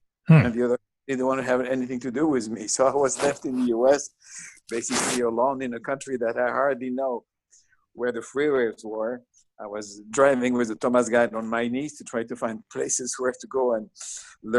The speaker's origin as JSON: {"language": "English", "town": "Bizerte", "region": "Bizerte Governorate", "country": "Tunisia", "tie": "born or raised there", "also_born_or_lived": "Israel", "accent": "French", "moved": "yes", "lives_now": "United States", "said": "I was born in Tunisia, which is a French colony"}